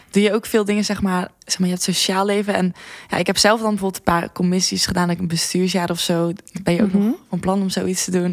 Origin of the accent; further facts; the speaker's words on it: Zeeland, Netherlands; moved away as an adult; also born or lived in Tilburg; ik kwam uit Zeeland en ik eh, ging studeren in Tilburg.